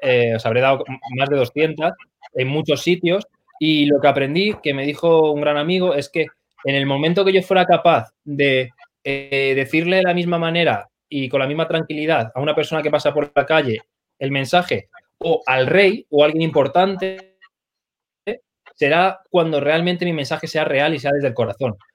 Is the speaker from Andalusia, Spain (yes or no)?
no; Arganda del Rey, Community of Madrid, Spain; soy de Arganda del Rey